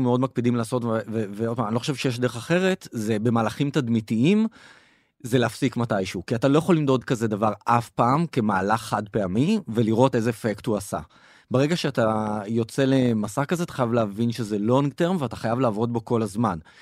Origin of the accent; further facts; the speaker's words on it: Israel; אנחנו כישראלים